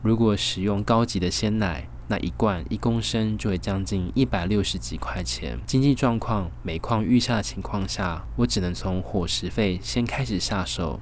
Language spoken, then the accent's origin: Chinese; Tainan, Taiwan; 因为我是台南人